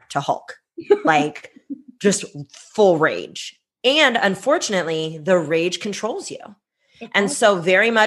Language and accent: English; Bay Area, California, United States; English is a second language; I'm from the Bay Area. Like, San Francisco, I can throw a stone at San Francisco. I'm in Oakland